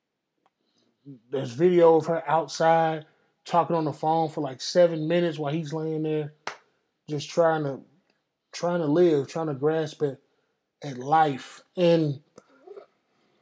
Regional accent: Texas, United States; Dallas, Texas, my home state, Texas

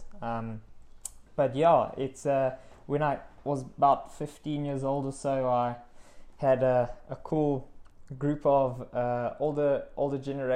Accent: Witbank, Mpumalanga, South Africa; I'm from Witbank, small mining town in Mpumalanga. Grew up there, matriculated there

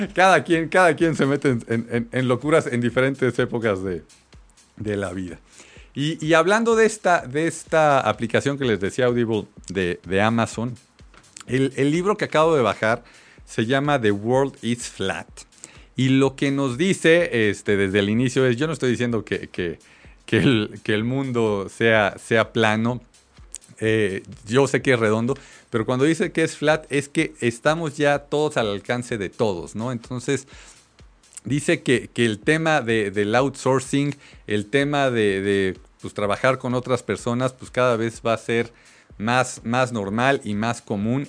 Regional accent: Mexico

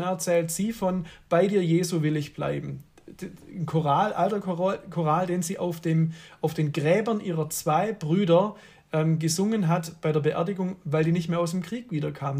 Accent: Swabia, Baden-Württemberg, Germany; ich komme halt aus dem Schwabenland

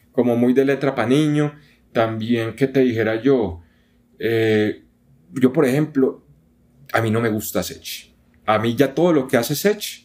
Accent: Colombia; yo soy colombiano

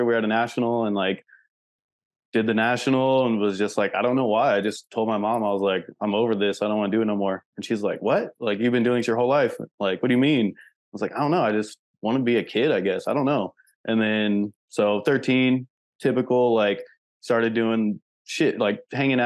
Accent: El Cajon, California, United States; now in Las Vegas, United States; I grew up in San Diego, like East County, El Cajon

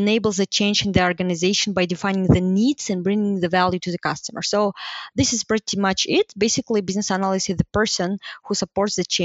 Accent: Almaty, Kazakhstan; I'm from Almaty

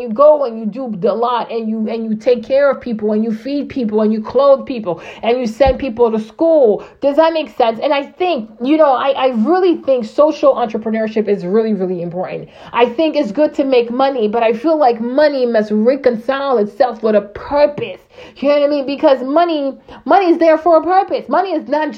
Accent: Burkina Faso; moved away; I grew up in Burkina Faso

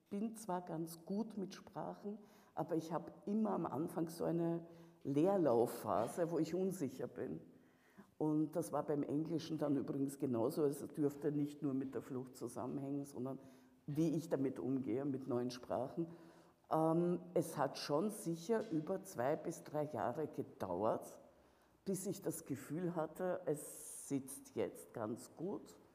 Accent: Russia; now in Vienna, Austria; dass meine Heimat in dem Sinne äh, sich in einen unguten Krieg gestürzt hat. Du meinst diese hier auch? Nein, ich meine schon Russland

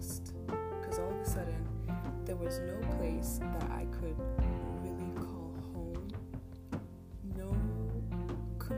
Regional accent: Germany; I'm from Germany.

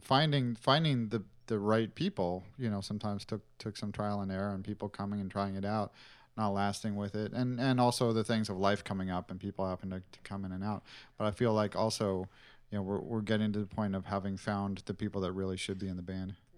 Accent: California, United States; I grew up in California in the eighties when hip hop was exploding

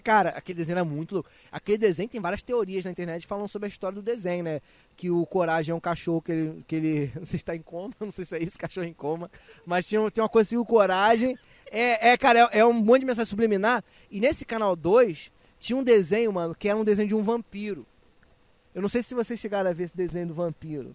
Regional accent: Nilópolis, Rio de Janeiro, Brazil; moved away as an adult; now in Rio de Janeiro, Brazil; eu sou carioca, eu nasci no Rio, só que fui criado na Baixada. Então, assim, eu sou lá de Nilópolis, vivi a infância, a infância, a juventude toda

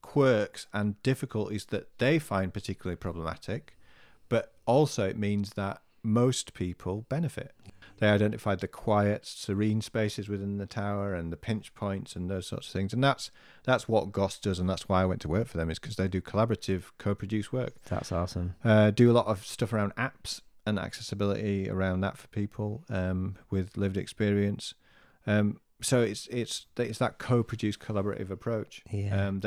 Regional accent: Birstall, Yorkshire and the Humber, United Kingdom; So there, there is a race in Birstall, my hometown, called the Run for Jo

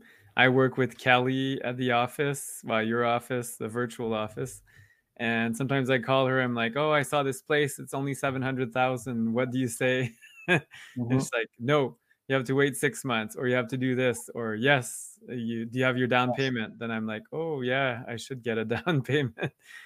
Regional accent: Toronto, Ontario, Canada; I'm from Ontario, though. I was actually born in Toronto. I'm a proud Franco-Ontarian.

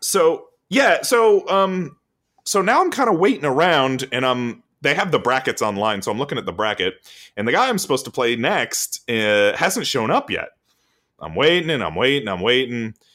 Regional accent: Florida, United States; we're from Florida

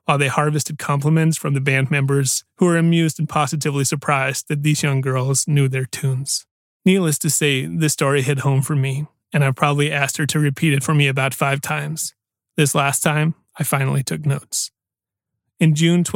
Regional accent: Aarhus, Central Denmark Region, Denmark; my hometown of Aarhus

